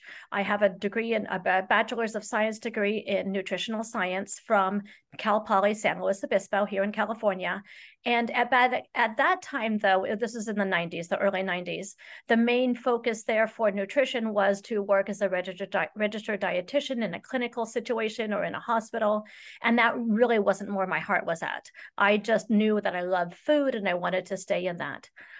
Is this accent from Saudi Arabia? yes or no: yes; Saudi Arabia; I was raised in Saudi Arabia, and my father worked for Lockheed Martin over there.